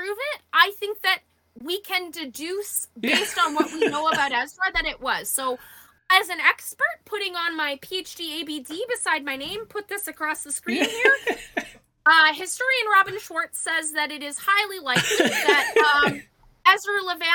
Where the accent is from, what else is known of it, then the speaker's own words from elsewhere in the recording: Kelowna, British Columbia, Canada; moved away as an adult; also born or lived in Ottawa; I was able to get my degree in my hometown because UBC opened a satellite campus there 2 years before I graduated high school